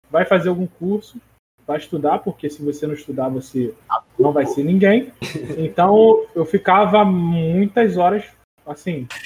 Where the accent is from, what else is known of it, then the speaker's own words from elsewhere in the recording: Brazil; E a gente é brasileiro, né? Brasileiro não desiste.